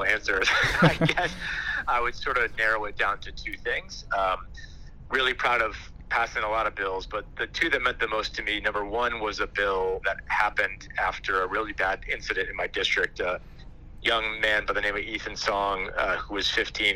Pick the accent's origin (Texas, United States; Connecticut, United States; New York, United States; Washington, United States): Connecticut, United States; Guilford; I grew up in Guilford